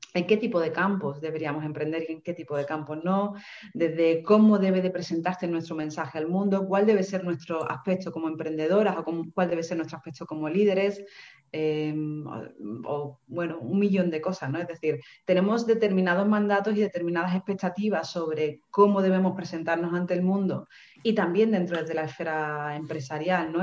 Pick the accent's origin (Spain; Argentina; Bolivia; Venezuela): Spain; Seville, Andalusia; moved away as an adult; also born or lived in England; now in Málaga, Spain; yo soy de Sevilla y me vengo a Málaga, que es una ciudad nueva para mí